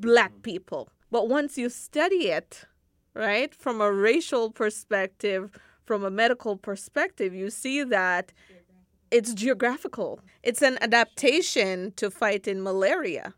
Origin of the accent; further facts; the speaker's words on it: Jamaica; moved away; growing up in Jamaica and having to live in such close proximity with the environment